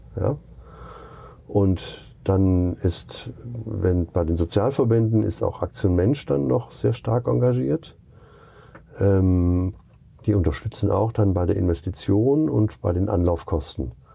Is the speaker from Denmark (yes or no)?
no; Duisburg, North Rhine-Westphalia, Germany; also born or lived in Rostock / Lake Constance; now in Gaienhofen, Germany; Ursprünglich komme ich aus Duisburg